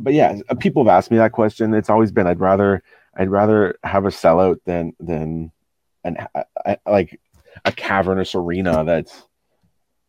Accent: Ottawa, Ontario, Canada; growing up in Ottawa

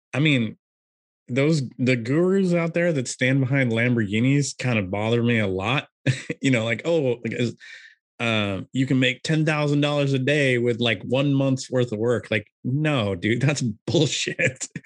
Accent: California, United States; I'm from California

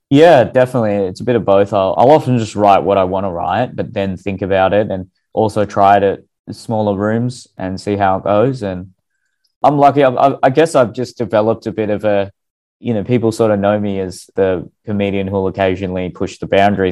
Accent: Australia; I'm Australian with racially Indian background

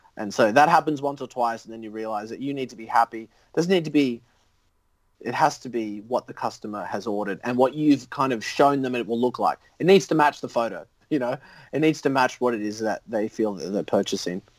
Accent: Sydney, New South Wales, Australia; accent: Australian; also born or lived in Canada / United States; came here in like 97

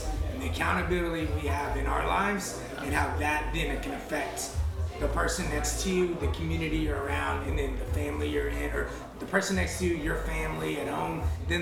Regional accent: Texas, United States; moved away as an adult; Our home is in Texas

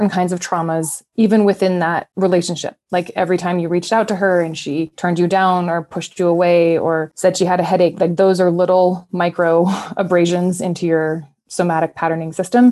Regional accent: Mendocino County, California, United States; now in Colorado, United States; I'm from Mendocino County

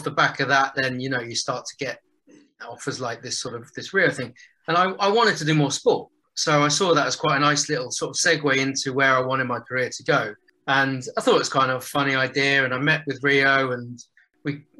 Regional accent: West Country, South West England, United Kingdom; moved away as an adult; now in London, United Kingdom; I grew up down in the West Country

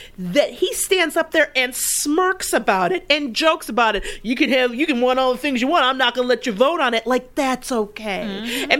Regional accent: Detroit, Michigan, United States; moved away; I'm from Detroit, or I grew up in Detroit. My mother lives there and in the city.

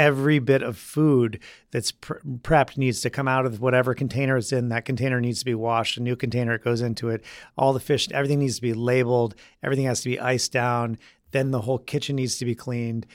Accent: Vermont, United States; moved away as an adult; also born or lived in Michigan / Spain; now in New York, United States; growing up in Vermont, there weren't a whole lot of, um, summer job options

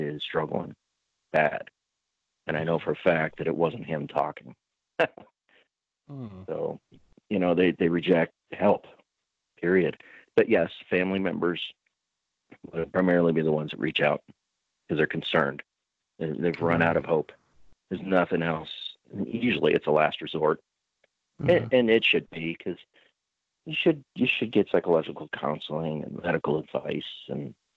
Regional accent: Butte, Montana, United States; in my hometown in Butte, Montana

